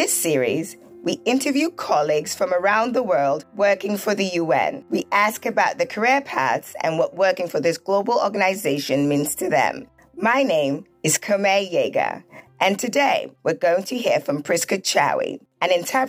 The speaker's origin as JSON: {"language": "English", "region": "Lagos", "country": "Nigeria", "tie": "born or raised there", "said": "I grew up in Lagos, Nigeria, where there's a large Lebanese community."}